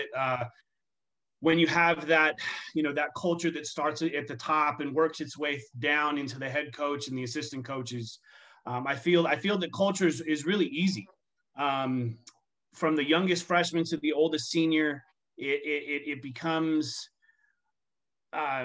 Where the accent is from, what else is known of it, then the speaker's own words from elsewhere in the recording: Southern California, United States; now in Arizona, United States; growing up in Southern California